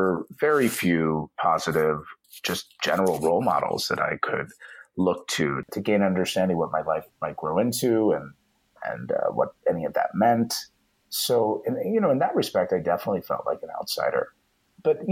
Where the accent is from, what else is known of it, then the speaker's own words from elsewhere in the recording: Dayton, Ohio, United States; moved away; growing up in Ohio